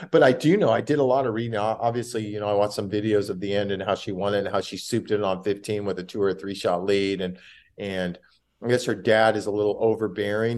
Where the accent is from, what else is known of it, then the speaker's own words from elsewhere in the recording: California, United States; I'm from California